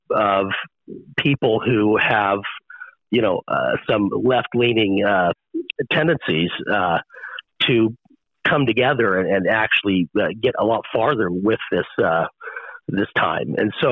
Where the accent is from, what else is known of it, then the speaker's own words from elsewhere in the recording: St. George, Utah, United States; So I'm a native-born resident of Southern Utah. I was born in St. George, and I'm also a prominent business owner. And I'm also an alumni of Dixie State University